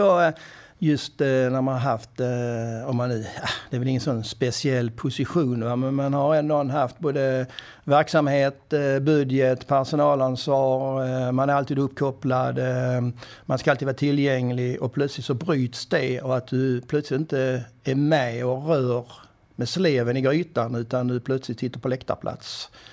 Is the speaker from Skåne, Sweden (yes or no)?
yes; Kärraberga, Skåne, Sweden; moved away as an adult; also born or lived in Skövde / Stockholm; Min första adress var Kärraberga. Det är ingen som vet var det ligger, men det är en eh, liten, liten by mellan Åstorp och Kvidinge här i nordvästra Skåne.